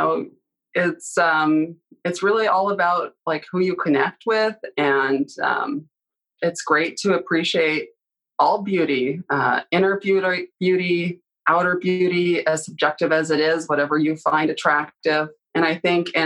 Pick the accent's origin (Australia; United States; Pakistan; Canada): Canada; moved away; growing up in Canada